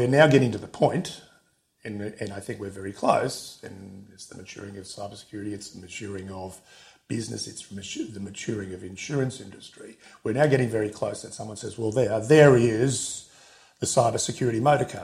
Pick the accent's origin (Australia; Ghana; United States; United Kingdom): Australia; I'm an Australian